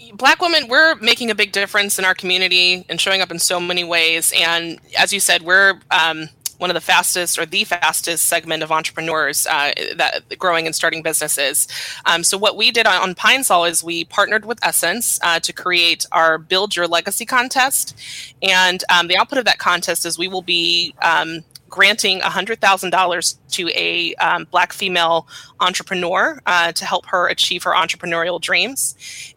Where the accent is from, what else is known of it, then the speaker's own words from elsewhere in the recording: Los Angeles, California, United States; I am from South Los Angeles, born and raised.